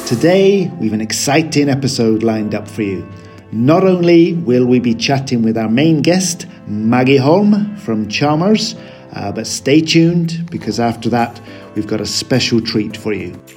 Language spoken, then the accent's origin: English; United Kingdom; now in Sweden; like me, a native of the U K